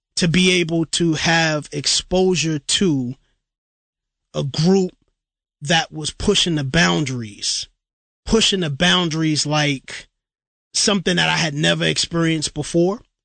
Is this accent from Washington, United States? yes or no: no; New York City, New York, United States; for me as a kid growing up in Brooklyn, New York, East New York, Brooklyn, in the early '90s